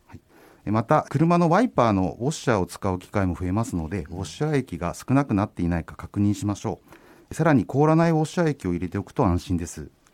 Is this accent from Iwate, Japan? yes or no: no; Hokkaido, Japan; moved away; also born or lived in Toyama / Niigata; 私あの出身が北海道でしてあの免許も地元で取りましたので